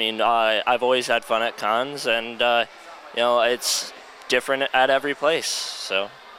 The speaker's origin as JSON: {"language": "English", "town": "South Windsor", "region": "Connecticut", "country": "United States", "said": "South Windsor, Connecticut."}